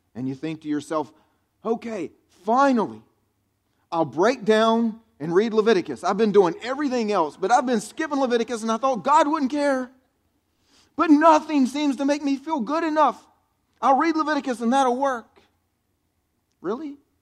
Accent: the South, United States; I grew up here in the South, and that's the way I was raised

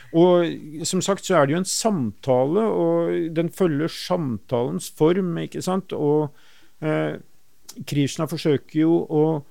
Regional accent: Oslo, Norway; der jeg vokste opp, eh, på Stovner, eh, i Groruddalen, Oslo

